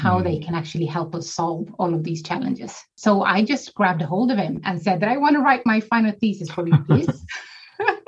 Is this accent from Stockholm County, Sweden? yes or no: no; small island outside Gothenburg, Västra Götaland, Sweden; I am born and raised in Sweden on a small island outside of Gothenburg, the second largest city in Sweden